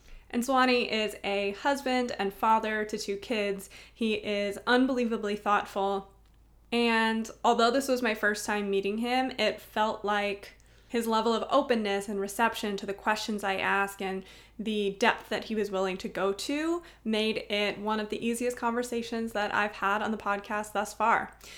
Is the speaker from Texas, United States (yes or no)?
no; Cincinnati, Ohio, United States; Originally, Cincinnati is where I grew up.